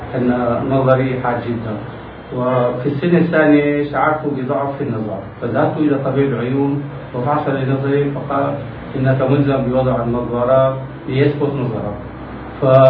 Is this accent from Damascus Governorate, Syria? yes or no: yes; Damascus, Damascus Governorate, Syria; من مواليد دمشق 1936